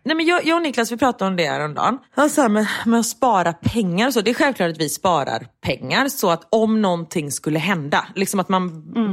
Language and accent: Swedish; Gothenburg, Västra Götaland, Sweden; både du och jag är ju göteborgare